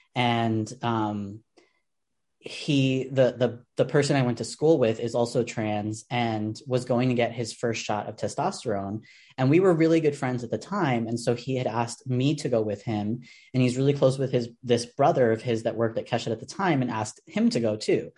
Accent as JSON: {"language": "English", "town": "New York City", "region": "New York", "country": "United States", "said": "As a New Yorker"}